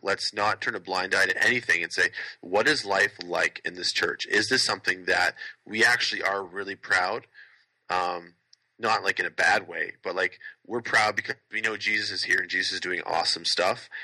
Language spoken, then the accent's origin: English; Canada; I love being Canadian, I'm so glad that I'm Canadian